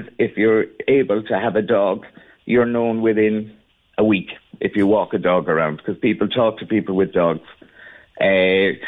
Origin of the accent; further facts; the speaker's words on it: Cork, Munster, Ireland; also born or lived in Torremolinas, Spain; now in Bilbao, Spain; I'm originally from Cork, but I'm gone from Cork now 37 years